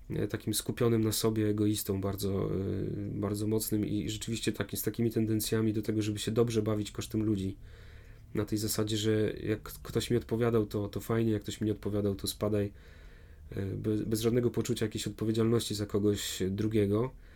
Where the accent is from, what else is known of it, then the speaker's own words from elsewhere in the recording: Warmian-Masurian Voivodeship, Poland; moved away; pochodzę z Mazur